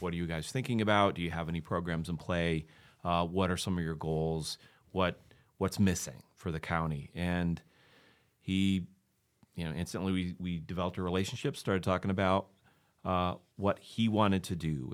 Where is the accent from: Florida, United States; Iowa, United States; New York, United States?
Iowa, United States; Maquoketa; moved away as an adult; also born or lived in Ohio; I'm from Macocota originally. I grew up there, went to high school